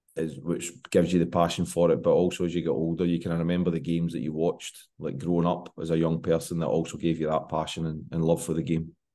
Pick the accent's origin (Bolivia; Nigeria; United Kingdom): United Kingdom; West of Scotland; moved away as an adult; also born or lived in Ghana / Philadelphia / Liège; living in Scotland, growing up in the West